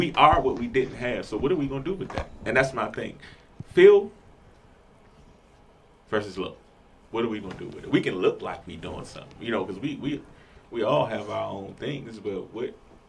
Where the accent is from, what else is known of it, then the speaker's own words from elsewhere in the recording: Washington, District of Columbia, United States; We grew up in Northwest